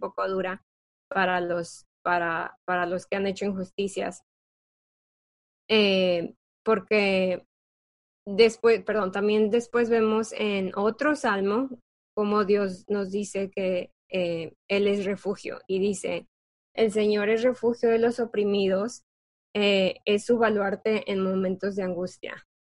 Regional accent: Mexico; nosotras que somos de México

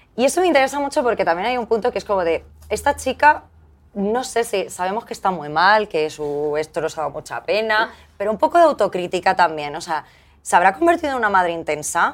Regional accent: Valencian Community, Spain; así salimos todos en ese colegio de Valencia

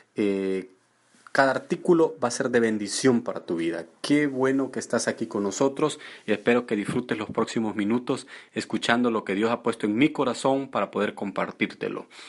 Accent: El Salvador; moved away; yo estaba en mi país y fui elegido para trabajar, yo trabajaba con el gobierno y fui elegido para estar en una de las mejores áreas

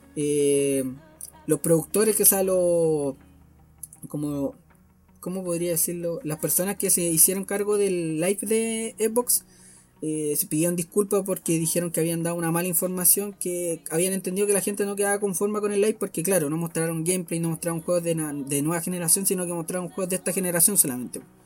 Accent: Chile; nosotros, por lo menos los chilenos

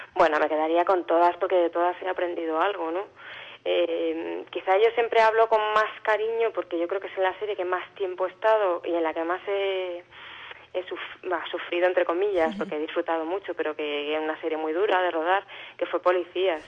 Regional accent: Alicante, Valencian Community, Spain; yo soy de Alicante y aparte yo tengo mucha familia en Valencia.

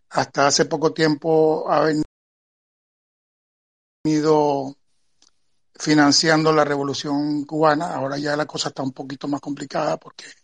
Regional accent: Venezuela; moved away as an adult; now in Spain; toda mi vida viviendo en, Venezuela, pero nacido aquí en España y, retornado hace cuatro.

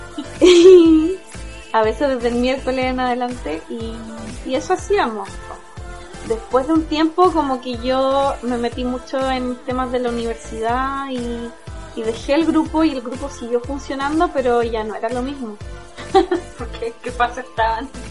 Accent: Temuco, Araucanía, Chile; yo soy de Temuco

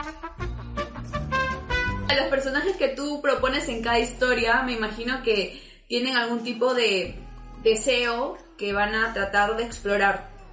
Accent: Peru; nosotros somos de Perú

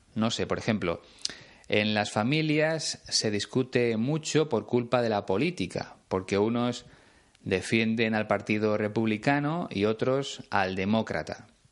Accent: Spain; en mi país, en este caso en León

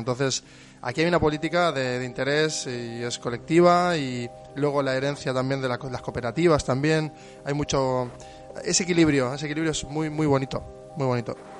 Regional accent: Buenos Aires, Argentina; moved away as an adult; now in Bilbao, Spain; vengo de Argentina, de, una megalópolis como Buenos Aires

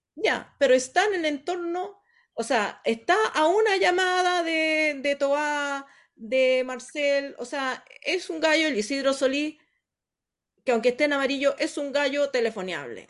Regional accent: Chile; nosotros como, como chilenos

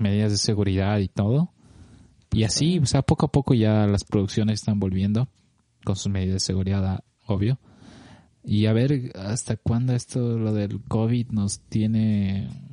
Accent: Cochabamba, Bolivia; moved away as an adult; now in Los Angeles, United States; viajo más que, más que todo una vez al año a ver a mi familia, a mis amigos allá en Cochabamba

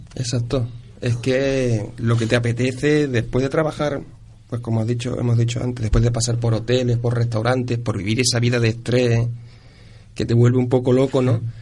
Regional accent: Ciudad Real, Castilla-La Mancha, Spain; moved away as an adult; also born or lived in Córdoba / Huesca / Cáceres; now in Seville, Spain; Yo soy manchego, yo soy de Ciudad Real

